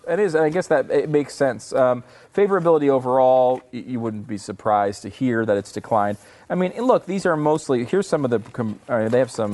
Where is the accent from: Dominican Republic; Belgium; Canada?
Canada; moved away; also born or lived in United States; a Canadian sports celebrity